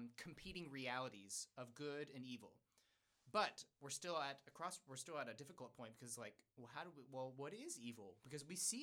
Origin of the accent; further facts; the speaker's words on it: United States; I speak English because I was born in the United States